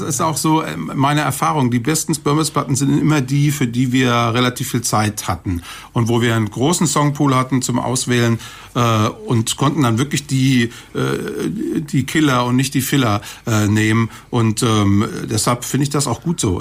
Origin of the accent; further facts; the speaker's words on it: Kaiserslautern, Rhineland-Palatinate, Germany; also born or lived in Cologne; Ich bin zwar gebürtiger Kölner, aber ich bin aufgewachsen in der Pfalz in Kaiserslautern